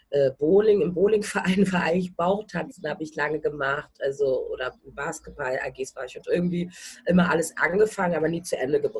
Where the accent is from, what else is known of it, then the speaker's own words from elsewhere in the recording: Berlin, Germany; also ich bin in Berlin-Schöneberg groß geworden, bin auch zur Schule gegangen ähm, und auch äh, in die Kita dort.